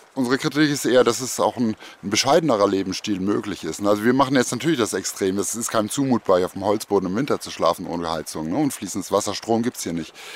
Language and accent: German; Cologne, North Rhine-Westphalia, Germany; Ich bin im Westen Kölns aufgewachsen